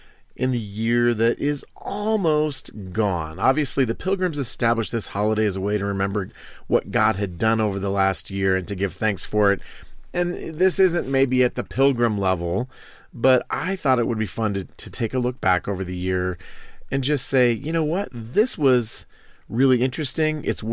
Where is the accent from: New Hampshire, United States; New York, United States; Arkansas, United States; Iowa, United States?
Iowa, United States; just meat and potatoes, buddy. I'm from Iowa. I don't need that other stuff.